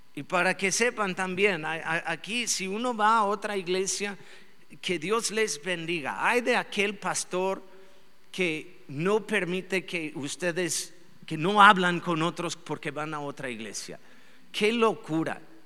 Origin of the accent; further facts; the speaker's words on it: Mexico; somos buenos mexicanos